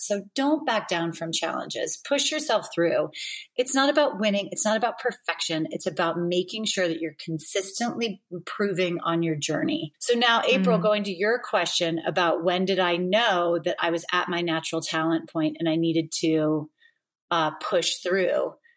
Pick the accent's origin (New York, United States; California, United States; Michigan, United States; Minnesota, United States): California, United States; Roseville; I grew up in Northern California, so just outside of Sacramento, in what used to be a small town of Roseville, California.